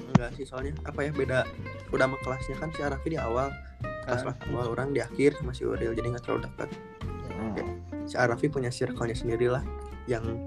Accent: Bandung, West Java, Indonesia; dari SMP di Bandung

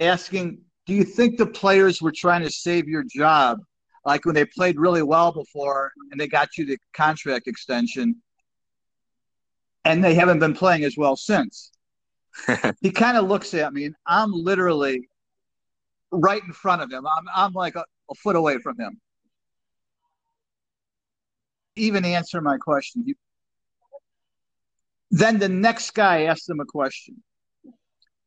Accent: Chicago, Illinois, United States; growing up in Chicago

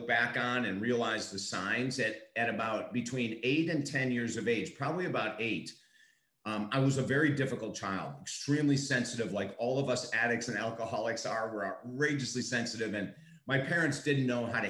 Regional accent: Syracuse, New York, United States; now in Florida, United States; I was raised in Syracuse, New York, where we actually had cellars. I live in Florida

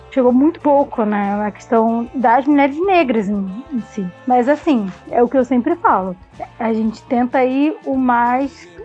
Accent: Rio de Janeiro, Brazil; eu que vim do Rio de Janeiro no Rio, quanto mais moreno, mais negro você fosse

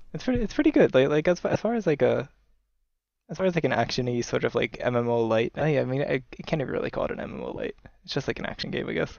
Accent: United States; now in Tokyo, Japan; I'm originally from the United States

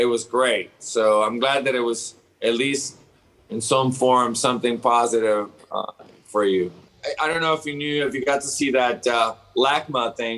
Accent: Pasadena, California, United States; also born or lived in Bell, California / Orange County, California; I grew up in Pasadena, yes, but I also lived in Bell

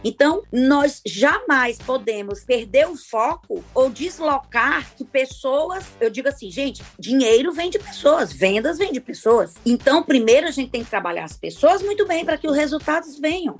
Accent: Fortaleza, Ceará, Brazil; eu sou de Fortaleza

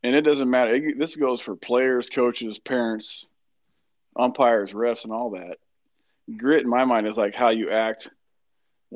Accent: Walker, Iowa, United States; also born or lived in Fayette, Iowa; I am from the Walker, Iowa, 52352, born and raised

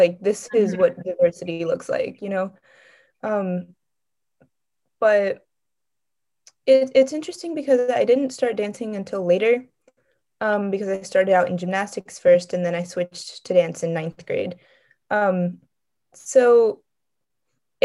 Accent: Cypress, Texas, United States; I was raised in Cypress, Texas, so it's just a suburb of Houston

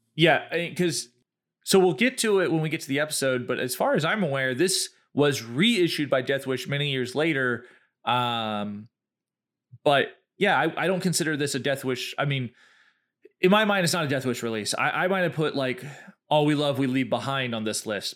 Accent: the South, United States; we are from the South

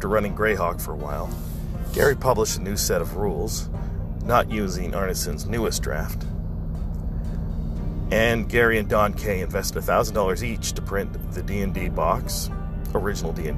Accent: Ontario, Canada; I grew up in Ontario, Canada, in the 80s

